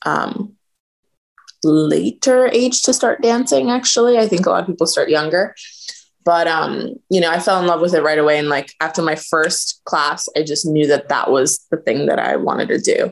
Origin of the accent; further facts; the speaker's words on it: Sarasota, Florida, United States; also born or lived in Albania / New York; Grew up in actually Sarasota, Florida, where I am back now.